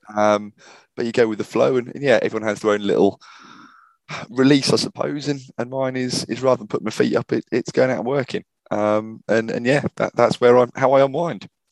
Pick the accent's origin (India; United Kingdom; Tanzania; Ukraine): United Kingdom; Norwich, East of England; also born or lived in New Zealand; currently based in, in Norwich, back in my, my hometown